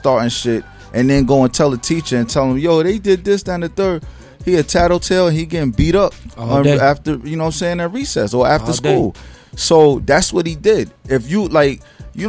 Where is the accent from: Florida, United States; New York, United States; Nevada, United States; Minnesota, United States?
New York, United States; Newburgh; I grew up in Newburgh, New York